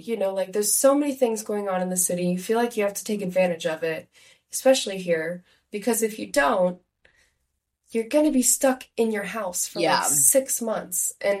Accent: Ohio, United States; moved away as an adult; now in Chicago, United States; growing up in Ohio, we were at the tail end of the time zone.

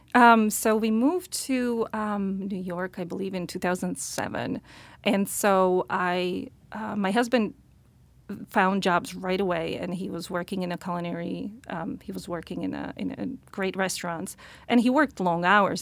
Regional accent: Slovakia; English is a second language; moved away as an adult; now in United States; I'm originally from Slovakia.

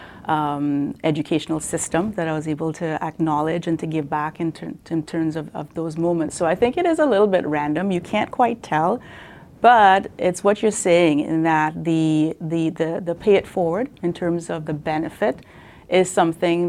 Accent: Trinidad & Tobago; now in Canada; I grew up in Trinidad, very humble beginnings

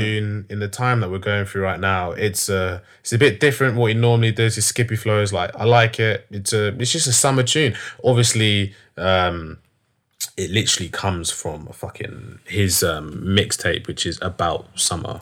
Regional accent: London, United Kingdom; I'm from North London

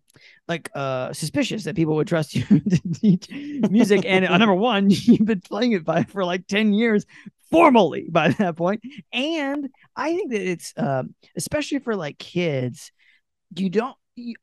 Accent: North Carolina, United States; accent: Southern; I'm doing it in Southern accents because I'm from North Carolina

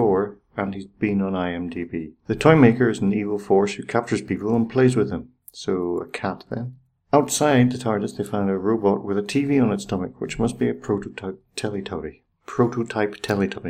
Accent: Ireland; I'm Irish

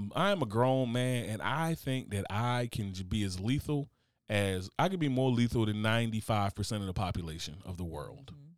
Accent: Newark, New Jersey, United States; I grew up in Newark, New Jersey.

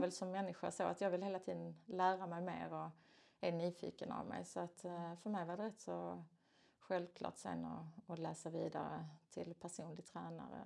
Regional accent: Skåne, Sweden; jag är en skåning

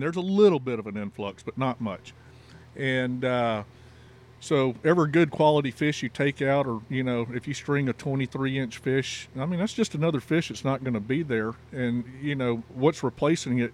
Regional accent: Texas, United States; also born or lived in Louisiana; in Texas and considering myself a Texan, even though I was born in Louisiana

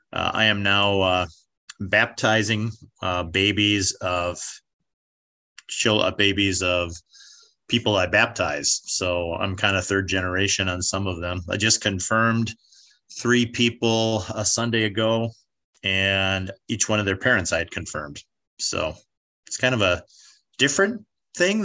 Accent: Michigan, United States; moved away as an adult; now in Wichita, United States; I grew up in Michigan.

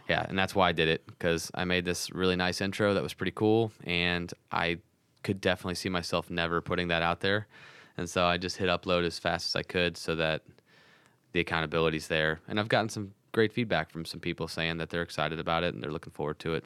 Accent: St. Louis, Missouri, United States; I'm from Saint Louis

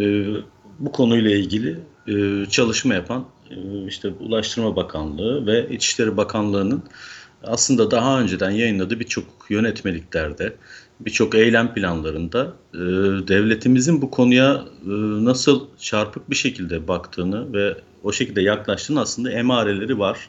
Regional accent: Manisa, Turkey; moved away as an adult; also born or lived in Izmir; now in Istanbul, Turkey; 1977 Manisa doğumluyum. Ee, Manisa'da eğitimimi lise eğitimine kadar tamamladıktan sonra İzmir'e taşındım üniversite sebebiyle.

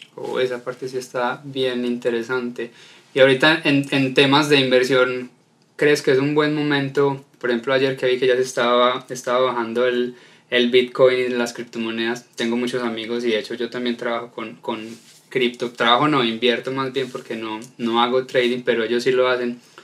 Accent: Colombia; Soy colombiano

